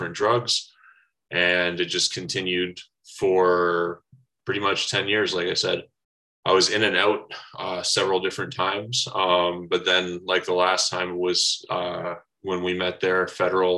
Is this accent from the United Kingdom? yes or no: no; Brantford, Ontario, Canada; moved away; I grew up in Brantford, Ontario, a little bit of a small town, southern Ontario there